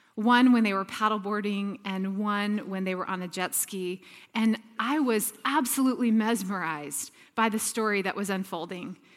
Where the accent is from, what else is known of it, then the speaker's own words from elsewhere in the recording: Atlanta, Georgia, United States; moved away as an adult; also born or lived in Texas; now in San Diego, United States; I grew up in the deep south in Atlanta, Georgia